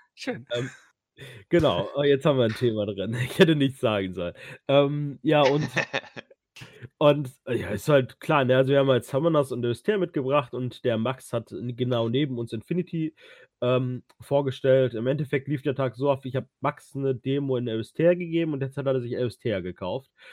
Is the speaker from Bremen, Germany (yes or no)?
no; Ruhr area, North Rhine-Westphalia, Germany; jetzt komme ich auch aus dem Ruhrgebiet